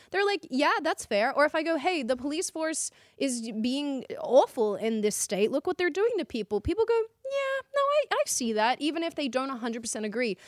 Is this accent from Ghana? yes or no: no; Australia; moved away as an adult; now in Dallas, United States